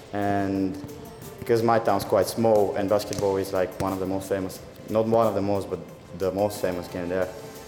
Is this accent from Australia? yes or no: no; Bulgaria; now in Edinburgh, United Kingdom; I'm from Bulgaria.